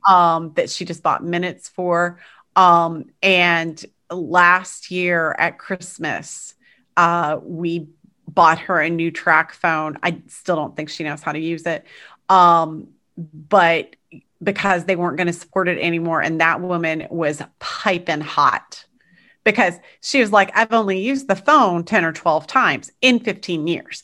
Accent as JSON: {"language": "English", "country": "United States", "said": "as an American"}